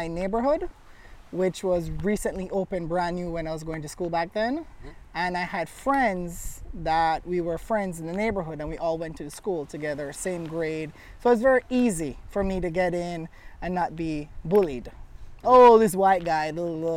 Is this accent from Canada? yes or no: no; Jamaica; accent: Jamaican; born and raised here in Jamaica.